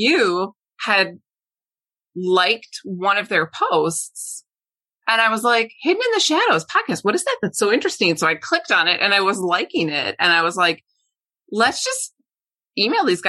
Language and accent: English; Minneapolis, Minnesota, United States; We're from Minneapolis, Minnesota